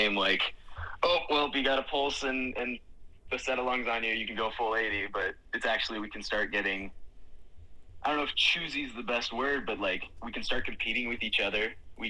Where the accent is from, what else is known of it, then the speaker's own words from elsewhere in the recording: Iowa, United States; a lot of guys that come from a similar background from me, where I came from Iowa high school rugby, represent.